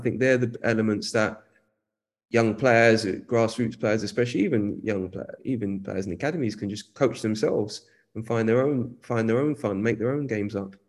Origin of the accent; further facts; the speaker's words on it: London, United Kingdom; also born or lived in Hackney, East London; I grew up in Edmonton, North London.